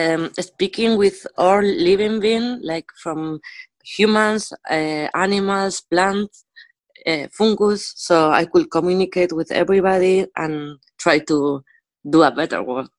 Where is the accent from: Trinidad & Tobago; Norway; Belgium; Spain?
Spain; Basque Country; now in Berlin, Germany; I am from Basque Country, but I'm living in Berlin.